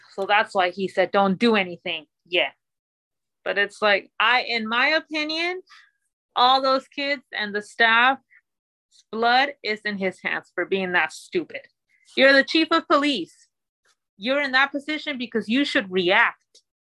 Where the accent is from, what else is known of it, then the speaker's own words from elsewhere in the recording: Mexico; now in United States; I'm a Latina. I come from Mexico. I was born in Mexico. I'm a citizen now.